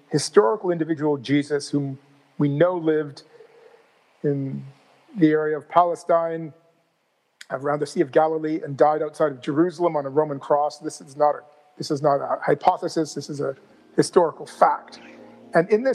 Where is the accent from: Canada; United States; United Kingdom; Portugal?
Canada; St. John's, Newfoundland and Labrador; my hometown of St. John's